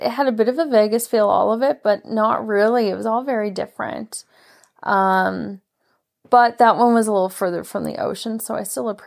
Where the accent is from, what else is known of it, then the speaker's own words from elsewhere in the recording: Canada; because we're Canadian.